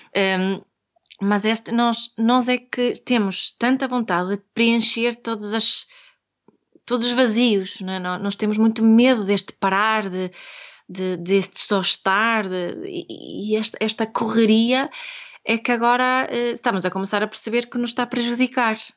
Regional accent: Sweden; Portuguese is a second language; now in Portugal; eu sou sueca, daqui este, este sotaque eh, assim do, do norte

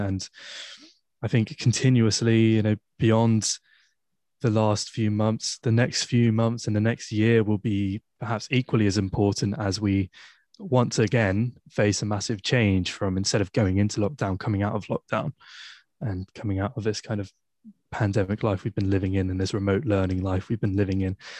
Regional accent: Poole, South West England, United Kingdom; moved away as an adult; now in Exeter, United Kingdom; I'm from, I'm from Poole, from the South Coast.

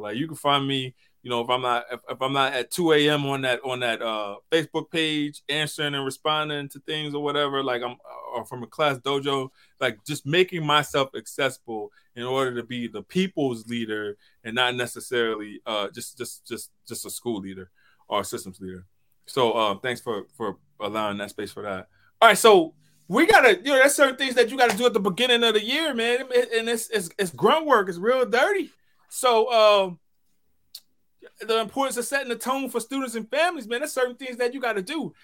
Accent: St. Tammany Parish, Louisiana, United States; I'm from Saint Tammany Parish

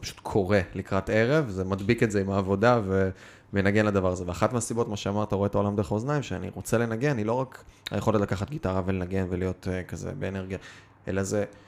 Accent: Kiryat Bialik, Haifa District, Israel; כשגדלתי בתור ילד ארס מהקריות

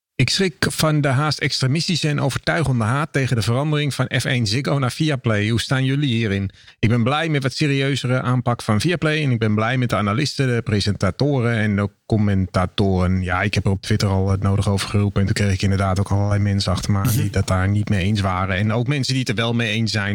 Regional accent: Netherlands

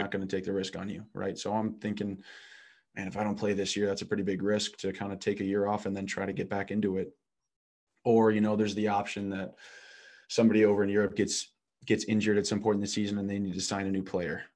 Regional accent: Midwest, United States; moved away as an adult; I'm a kid from the Midwest.

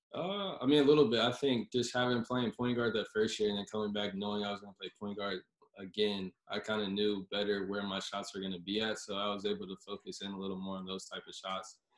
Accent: Charlotte, North Carolina, United States; moved away as an adult; also born or lived in California; growing up in Charlotte, ACC AC country

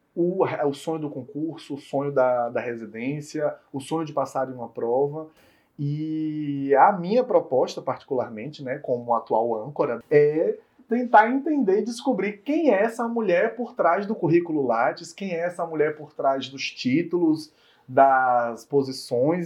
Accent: Bahia, Brazil; como baianos

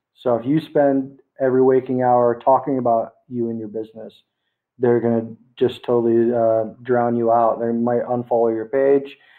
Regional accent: United States; now in Philippines; I actually live in the Philippines right now. I'm American

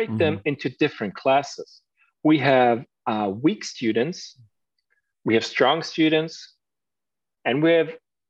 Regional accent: Germany; English is a second language

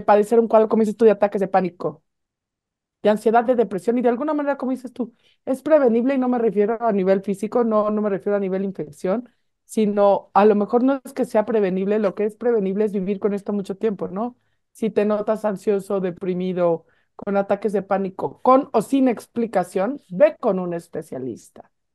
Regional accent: Mexico; estamos deprimidos los mexicanos

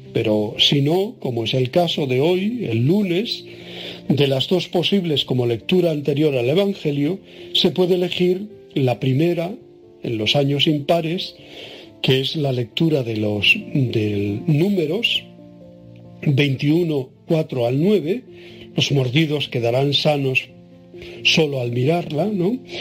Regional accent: Tenerife, Canary Islands, Spain; en mi tierra, que se llama la capital Santa Cruz de Tenerife

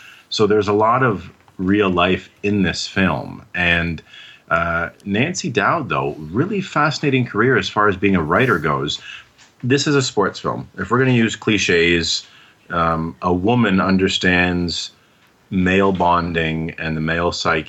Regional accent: Canada; being Canadian

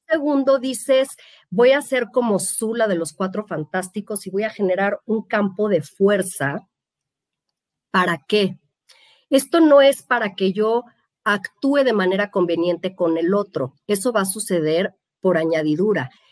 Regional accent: Mexico; somos mexicanos

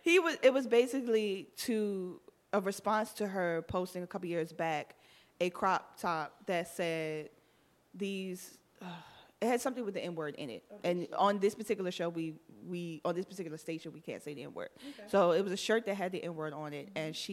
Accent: Miami, Florida, United States; I'm from Miami.

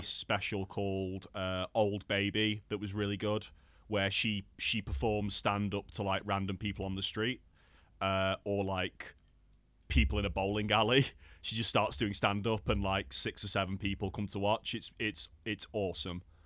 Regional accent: Crewe, North West England, United Kingdom; it's like my lo, my hometown's venue

